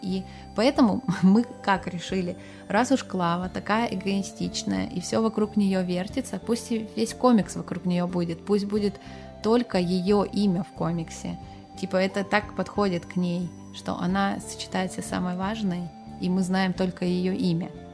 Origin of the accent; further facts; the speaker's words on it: Petrozavodsk, Republic of Karelia, Russia; я же из Петрозаводска